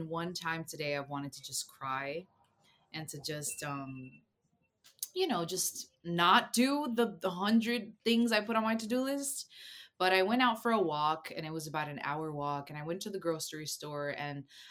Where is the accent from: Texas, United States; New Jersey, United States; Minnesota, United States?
New Jersey, United States; also born or lived in Costa Rica; I grew up in New Jersey, but I was born in Costa Rica